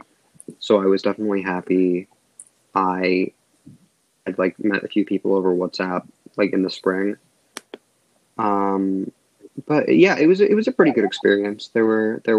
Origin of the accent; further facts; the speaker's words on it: United States; I am from a little suburb outside of Washington, D.C.